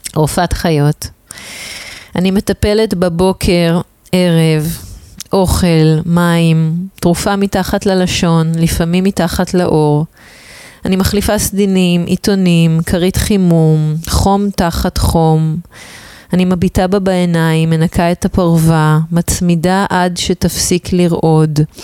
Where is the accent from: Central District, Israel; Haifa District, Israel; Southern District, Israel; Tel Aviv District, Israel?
Tel Aviv District, Israel; Tel Aviv; שבתור תל אביבית